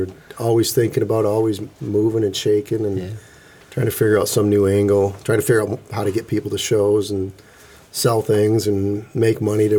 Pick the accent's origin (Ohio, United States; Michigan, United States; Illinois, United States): Michigan, United States; Midland; I grew up in Midland